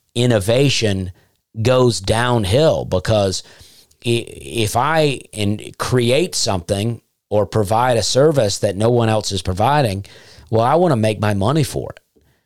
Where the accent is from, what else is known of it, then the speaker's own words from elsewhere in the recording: Opelika, Alabama, United States; moved away; also born or lived in Nashville / Charleston; I grew up in a town called Opelika